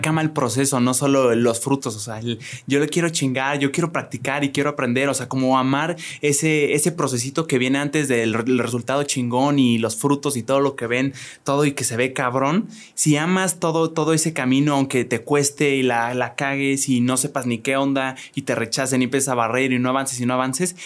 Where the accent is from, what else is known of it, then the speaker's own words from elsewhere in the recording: Querétaro, Mexico; yo soy provinciano, yo soy de Querétaro